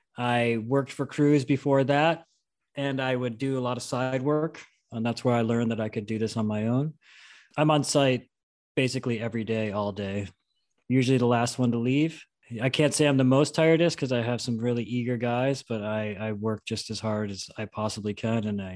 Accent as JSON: {"language": "English", "region": "New York", "country": "United States", "tie": "born or raised there", "also_born_or_lived": "Vermont / Salt Lake City / Tahoe", "moved": "yes", "lives_now": "California, United States", "said": "I'm born and raised in New York."}